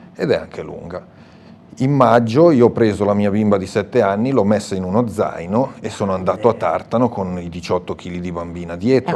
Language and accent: Italian; Morbegno, Lombardy, Italy; io vengo dalla provincia di Sondrio, quindi una terra in salita